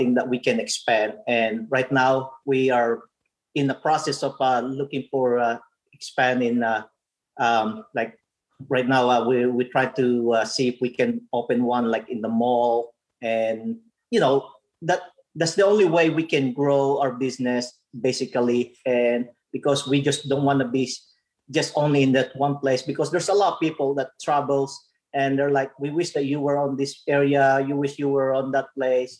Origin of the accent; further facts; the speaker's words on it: Olongapo, Central Luzon, Philippines; also born or lived in Marietta, Ohio; now in Parkersburg, United States; I grew up in Olongapo City